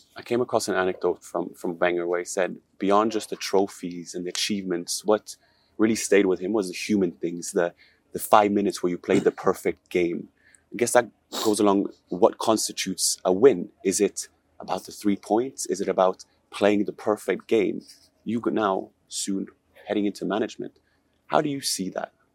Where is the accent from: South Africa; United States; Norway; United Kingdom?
Norway; I'm from Norway